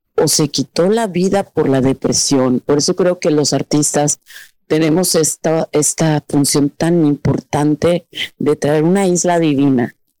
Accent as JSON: {"language": "Spanish", "country": "Mexico"}